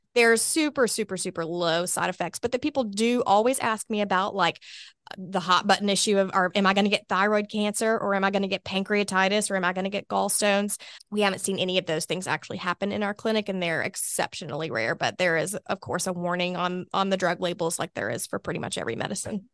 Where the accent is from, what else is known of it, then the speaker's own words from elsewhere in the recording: Hoover, Alabama, United States; also born or lived in Mobile, Alabama; I was born here in Birmingham, specifically in Hoover. Um, went to Spain Park High School